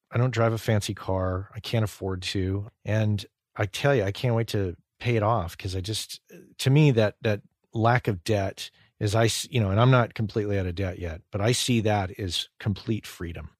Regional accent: New Mexico, United States; I grew up in New Mexico

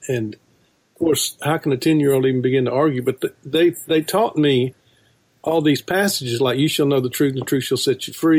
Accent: South Mississippi, United States; I grew up in South Mississippi in a very conservative Calvinist church, hyper-Calvinist, in a matter of fact. I was taught the 5 points of Calvinism from my mother's womb.

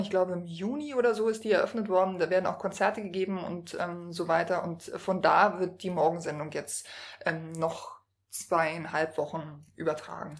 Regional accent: Berlin, Germany; als gebürtige Berlinerin

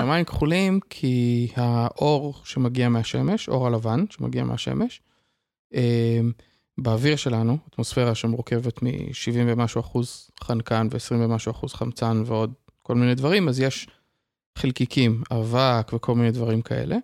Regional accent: Israel; also born or lived in Kvutzat Yavne, Israel / Tiberias, Israel; למדתי בקבוצת אה, יבנה כשגרנו שם, ואחר כך למדתי במוסד אה, אקדמי משמעותי מאוד שנקרא מקיף דתי טבריה

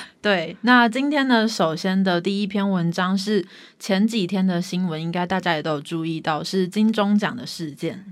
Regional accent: Taiwan; 我们台湾人

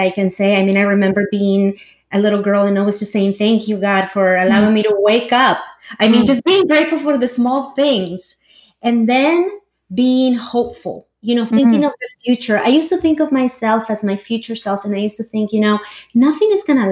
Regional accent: El Salvador; English is a second language; also born or lived in Los Angeles / New York; now in Silicon Valley, United States; I was born and raised in El Salvador

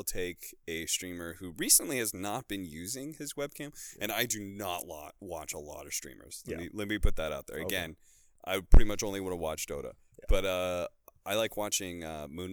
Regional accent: United States; moved away as an adult; also born or lived in Germany; I'm an American applying for a Chinese visa in Germany.

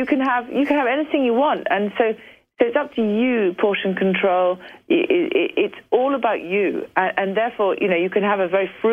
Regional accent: United Kingdom; I'm back being British again.

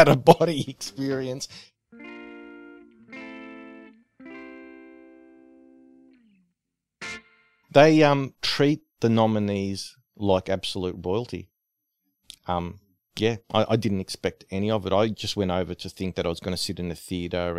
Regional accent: Australia; I'm from Australia

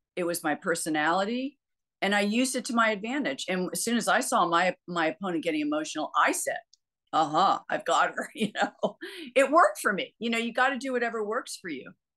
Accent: United States; I'm American

